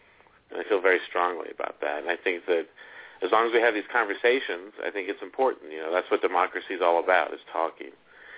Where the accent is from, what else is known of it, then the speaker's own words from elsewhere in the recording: Kingsport, Tennessee, United States; born there; I was born in Kingsport, Tennessee, and I've been a history fanatic ever since then.